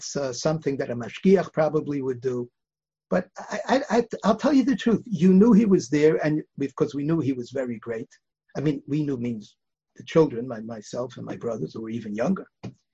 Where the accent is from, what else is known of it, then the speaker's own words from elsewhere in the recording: New York City, New York, United States; also born or lived in Bialystok, Poland / Lodz, Poland; We grew up on the Upper West Side.